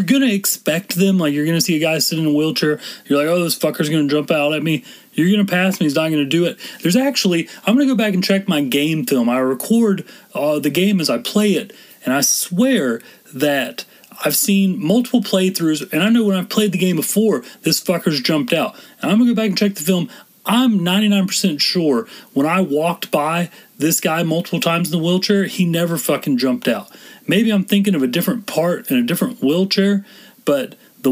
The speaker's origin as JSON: {"language": "English", "region": "Texas", "country": "United States", "said": "I'm from Texas"}